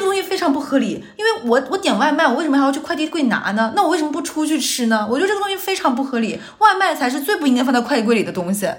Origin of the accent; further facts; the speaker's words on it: Northeast China, China; moved away; 我老家东北